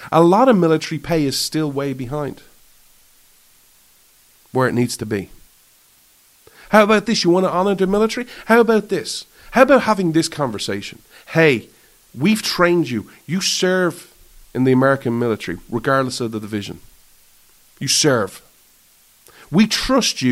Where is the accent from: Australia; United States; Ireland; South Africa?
Ireland; I thrive as an Irishman